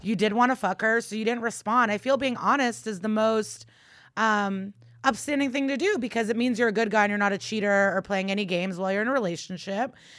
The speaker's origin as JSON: {"language": "English", "town": "Chicago", "region": "Illinois", "country": "United States", "moved": "yes", "said": "I'll be back home in Chicago in January"}